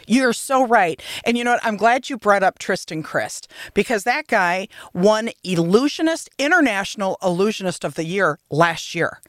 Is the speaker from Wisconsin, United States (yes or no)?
yes; Beloit, Wisconsin, United States; I'm from Beloit, so I'm as far south as it gets.